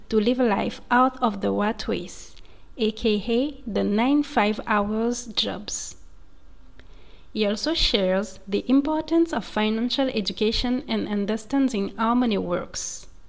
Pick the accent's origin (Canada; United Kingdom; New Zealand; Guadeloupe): Guadeloupe; I'm originally from Guadeloupe.